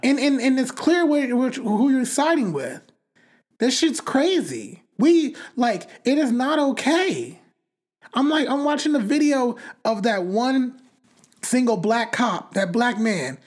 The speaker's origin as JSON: {"language": "English", "town": "Bakersfield", "region": "California", "country": "United States", "tie": "born or raised there", "said": "I grew up in Bakersfield"}